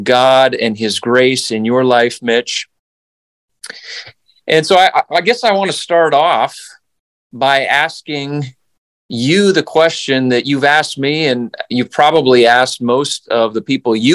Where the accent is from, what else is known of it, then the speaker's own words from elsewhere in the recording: Canada; now in United States; I grew up in Canada